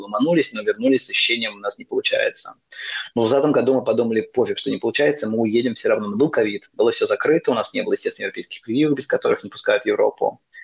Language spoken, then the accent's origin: Russian; Russia; moved away as an adult; also born or lived in Moscow / Nepal; now in Buenos Aires, Argentina; я из России